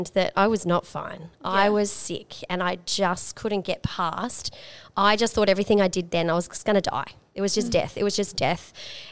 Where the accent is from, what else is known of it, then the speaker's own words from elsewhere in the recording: Hervey Bay, Queensland, Australia; moved away as an adult; also born or lived in Sunshine Coast / Charters Towers; now in Townsville, Australia; I grew up in Hervey Bay and went to university on the Sunshine Coast.